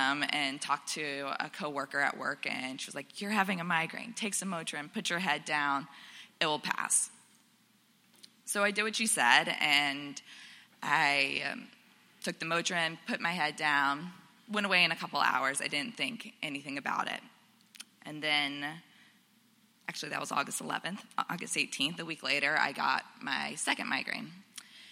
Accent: Florida, United States; moved away; I grew up in Florida

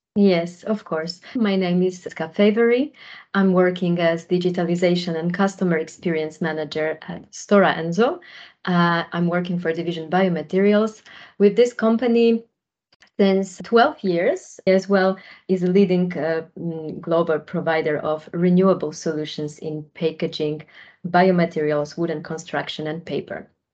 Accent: Poland; moved away as an adult; also born or lived in Germany / Netherlands; I, on my own, am originally from Poland. Majority of my working life I spent in Germany and the Netherlands.

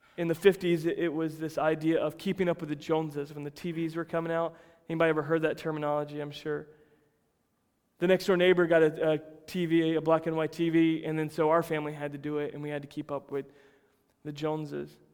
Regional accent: United States; I'm American through and through. I'm about as white boy as it gets, raised in a little country town that grew strawberries

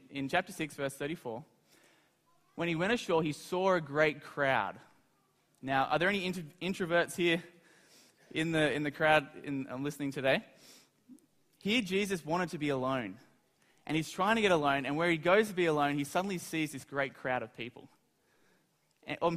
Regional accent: Australia; I'm from Australia

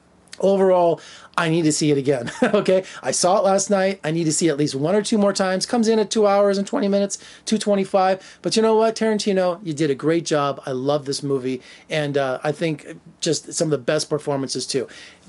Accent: Las Vegas, Nevada, United States; someone who was born and raised in Las Vegas, LA is like my second home.

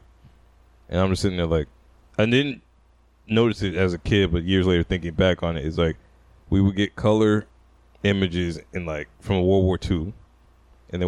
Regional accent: Alabama, United States; moved away; Jay and I grew up in Alabama for a minute

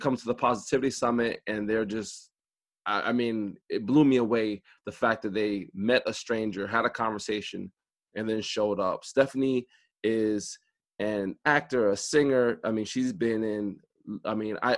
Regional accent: East Coast, United States; people know I'm from the East Coast right away

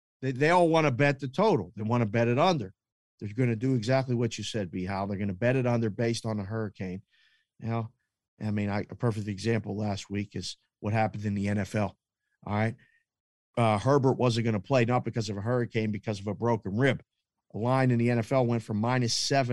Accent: Pittsburgh, Pennsylvania, United States; I grew up in Pittsburgh

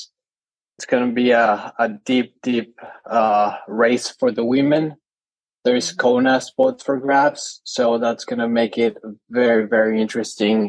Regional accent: Mexico City, Mexico; I'm originally from Mexico City.

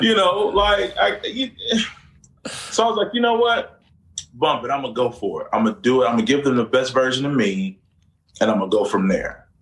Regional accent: Orlando, Florida, United States; Central Florida, my hometown, my home city of Orlando.

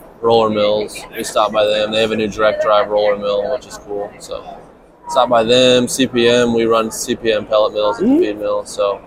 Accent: Western Kansas, United States; I'm from Western Kansas. Grew up in a small town

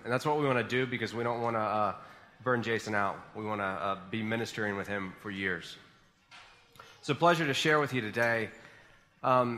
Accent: Boone, North Carolina, United States; I grew up in Boone, and I ended up staying in Boone for college, and went to Appalachian State

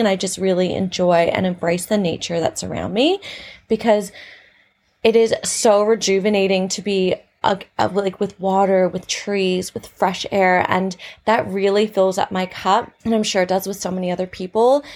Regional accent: Canada; now in Australia; I'm from Canada, living in Australia

